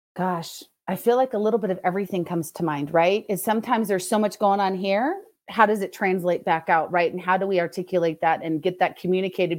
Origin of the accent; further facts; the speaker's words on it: Los Angeles, California, United States; moved away as an adult; also born or lived in Arkansas; I'm originally from Southern California, not the San Diego fun, but the more Los Angeles, so more of the Valley kind of area